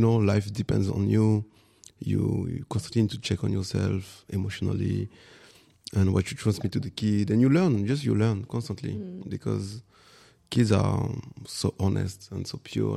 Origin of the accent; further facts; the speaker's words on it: Paris, Île-de-France, France; English is a second language; moved away as an adult; also born or lived in Guadeloupe / Rennes, France; now in Berlin, Germany; I'm born in Guadeloupe, and with my mom, we came. I was four years old, something like that, before primary school, and then I grew up in Paris for ten years, and then after we moved to the west in Bretagne, in Rennes